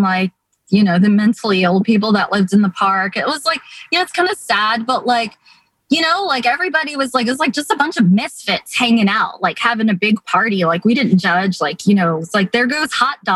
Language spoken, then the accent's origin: English; New York, United States; growing up in New York